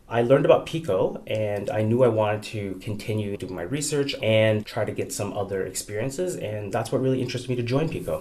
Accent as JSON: {"language": "English", "country": "Canada", "moved": "as an adult", "lives_now": "United States", "said": "So I'm new to the US, I'm Canadian"}